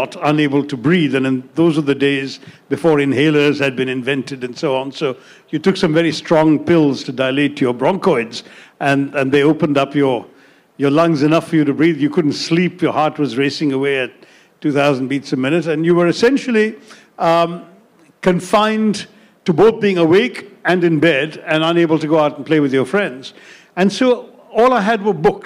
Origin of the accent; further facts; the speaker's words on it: Mumbai, Maharashtra, India; also born or lived in London, United Kingdom; I grew up in India from about two and a half after being born there